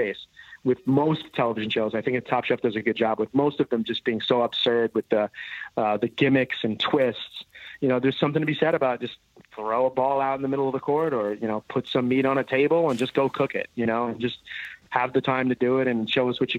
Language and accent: English; New York, United States; now in California, United States; I grew up in New York